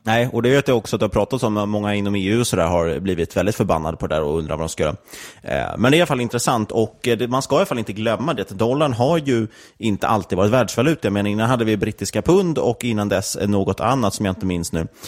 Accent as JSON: {"language": "Swedish", "country": "Sweden", "said": "som svenskar"}